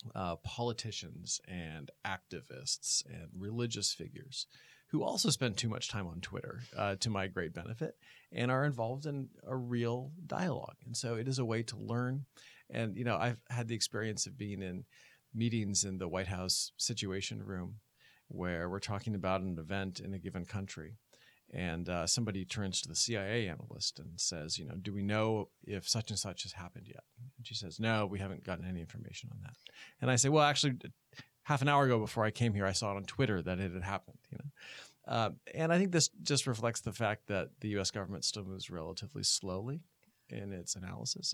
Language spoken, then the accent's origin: English; Oregon, United States; moved away; I'm from the West Coast, from Oregon